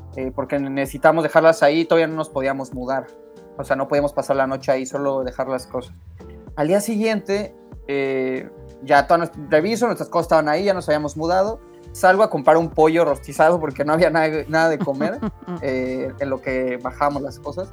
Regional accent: Mexico City, Mexico; now in Canada; yo soy de la Ciudad de México

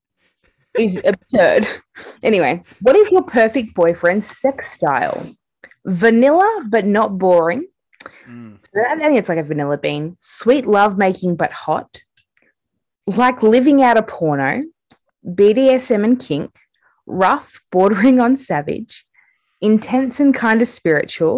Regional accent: Australia; I'm Australian

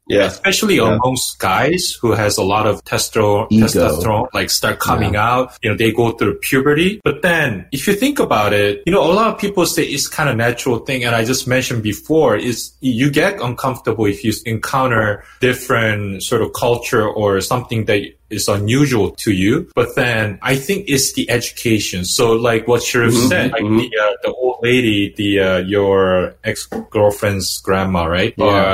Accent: Brea, California, United States; I grew up in Brea, by the way, Brea, California, Orange County. It was very white, Caucasian oriented city. Yeah. Asian was like super minority, you know, second largest group was Hispanic.

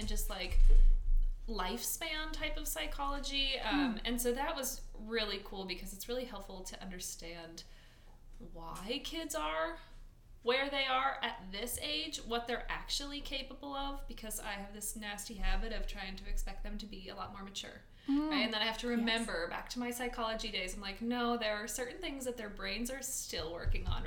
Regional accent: Bothell, Washington, United States; I'm from Bothell, Washington, up near Seattle

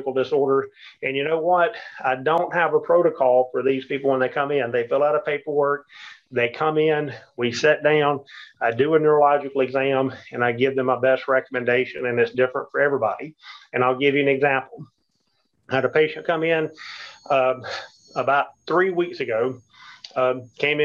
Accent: the South, United States; we're from the South here

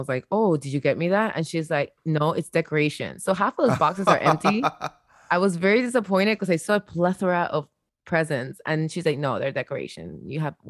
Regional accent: Havana, Cuba; a privileged Cuban child. I'm not even gonna front. I was, you know, I wasn't from the streets. I was from La Habana.

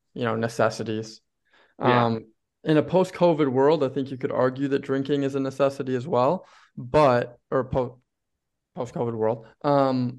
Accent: Hugo, Minnesota, United States; the other person is actually from my hometown, or lives in my hometown of Hugo, Minnesota

